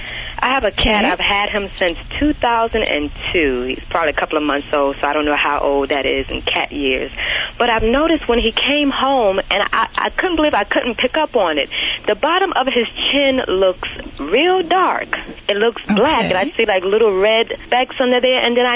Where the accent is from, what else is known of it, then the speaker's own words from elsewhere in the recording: New York, United States; now in Murfreesboro, United States; I'm calling from Murfreesboro, North Carolina. I'm originally from New York.